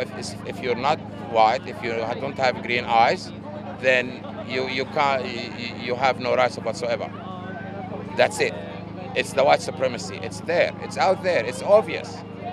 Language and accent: English; Gaza, Gaza Strip, Palestine; now in Australia; I'm from Gaza.